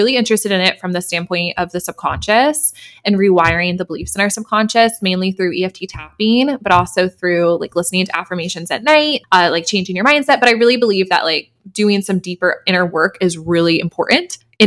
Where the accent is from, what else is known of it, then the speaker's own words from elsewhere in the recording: Denver, Colorado, United States; now in New York City, United States; I grew up in Denver, Colorado, and I now live in New York City.